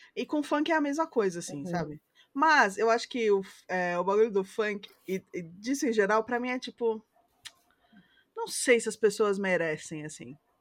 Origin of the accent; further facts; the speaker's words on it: Rio de Janeiro, Brazil; Eu sou carioca